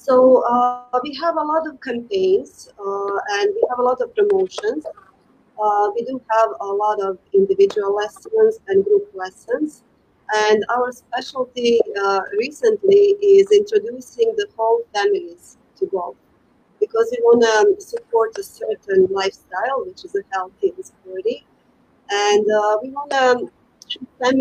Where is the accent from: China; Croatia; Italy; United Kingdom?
Croatia; moved away as an adult; also born or lived in United States; now in Qatar; when I came back from United States in Croatia, where I am originally from